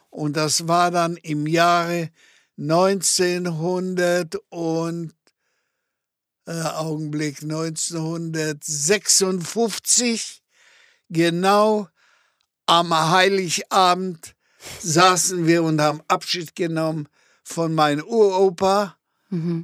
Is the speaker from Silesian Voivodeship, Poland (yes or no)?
yes; Gliwice, Silesian Voivodeship, Poland; first language German; moved away as an adult; now in Germany; ich bin ja in die Schule gegangen, in, in die Mittelschule in Gleiwitz